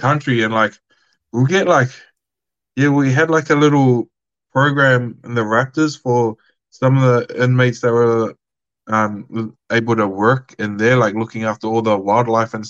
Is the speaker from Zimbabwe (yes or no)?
no; Australia; I was from Australia